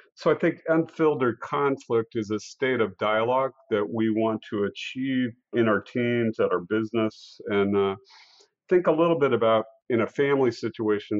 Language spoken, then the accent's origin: English; Council Bluffs, Iowa, United States; I grew up in Council Bluffs, Iowa, which is right in the heart of the North American continent